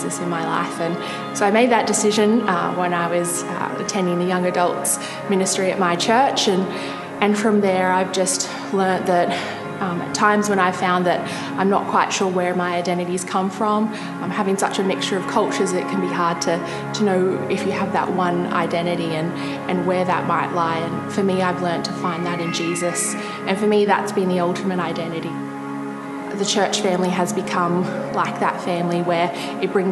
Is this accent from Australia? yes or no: yes; Gold Coast, Queensland, Australia; I was born here in Australia on the Gold Coast